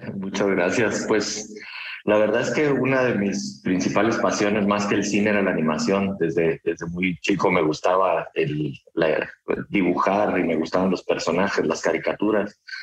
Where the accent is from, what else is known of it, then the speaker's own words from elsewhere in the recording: Guatemala; mi país, que soy de Guatemala